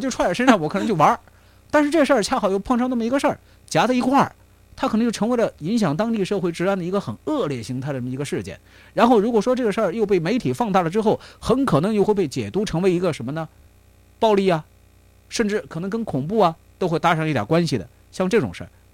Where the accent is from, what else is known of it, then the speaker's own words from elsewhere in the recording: China; now in United Kingdom; 我们中国人